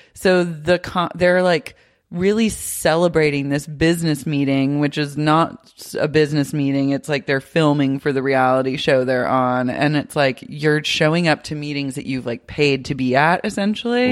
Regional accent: Oklahoma City, Oklahoma, United States; now in Los Angeles, United States; growing up in Oklahoma City

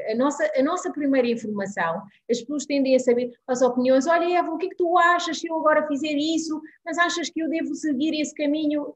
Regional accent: Guinea-Bissau; now in Portugal; nasci na Guiné-Bissau, vivo em Portugal

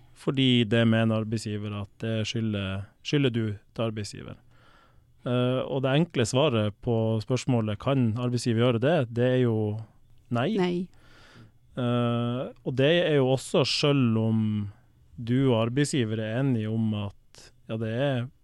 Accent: Balsfjord, Troms, Norway; now in Sørum, Norway; Opprinnelig så kommer jeg fra Balsfjord i Troms. Eh, vokste opp på et gårdsbruk med melkekyr

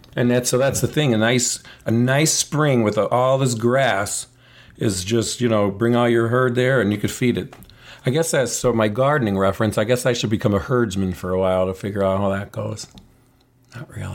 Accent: United States

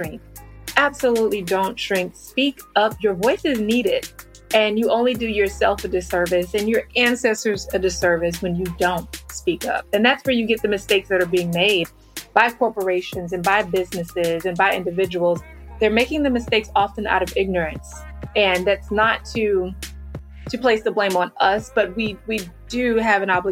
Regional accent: Kinston, North Carolina, United States; I'm a military brat, but I grew up in Kinston, North Carolina

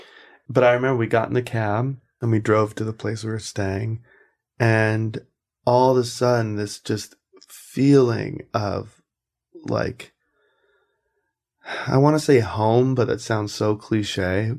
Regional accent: South Carolina, United States; I have no freaking idea, man. I'm from South Carolina.

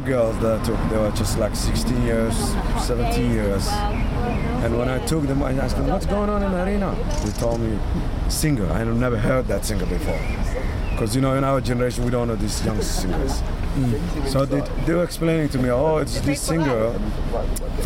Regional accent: Somalia; now in Manchester, United Kingdom; I'm from Somalia.

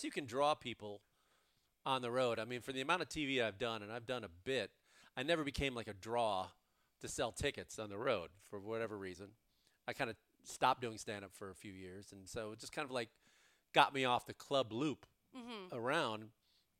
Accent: University Park, Illinois, United States; now in California, United States; I grew up in Chicago, and now that I've lived in California for over 20 years

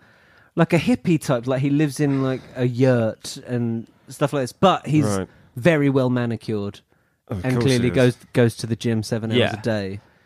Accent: England, United Kingdom; accent: English; I can't dilute it enough into my English accent.

